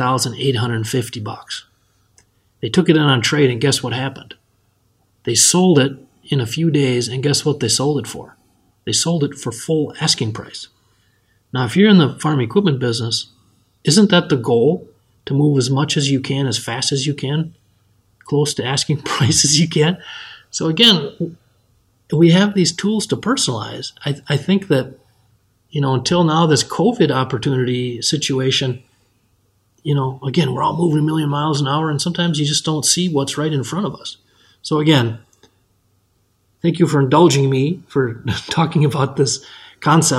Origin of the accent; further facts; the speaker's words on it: Benson, Minnesota, United States; from my hometown of Benson, Minnesota